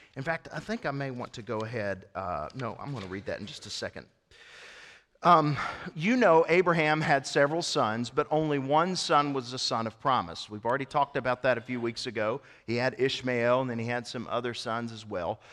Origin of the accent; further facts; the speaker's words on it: East Tennessee, United States; I was born in East Tennessee